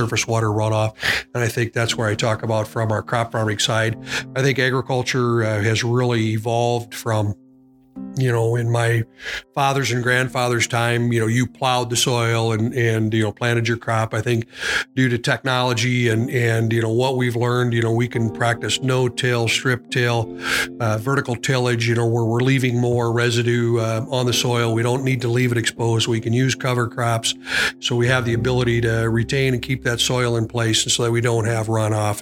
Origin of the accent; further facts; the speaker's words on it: Edgerton, Minnesota, United States; I'm a producer from Edgerton, Minnesota. My parents purchased this farm in 1960